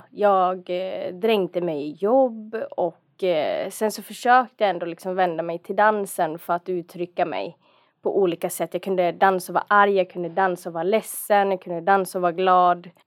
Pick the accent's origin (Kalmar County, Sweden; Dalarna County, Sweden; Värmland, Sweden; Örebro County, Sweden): Dalarna County, Sweden; accent: dalmål; moved away; also born or lived in Stockholm; jag är en dalkulla från början